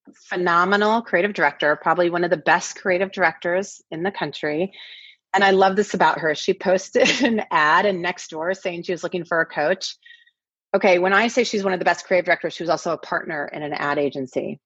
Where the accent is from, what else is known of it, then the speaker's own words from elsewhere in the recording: the Northwest, Pacific Northwest, United States; moved away as an adult; now in Los Angeles, United States; I grew up in the Northwest, and I uh, we've been in LA now for about ten years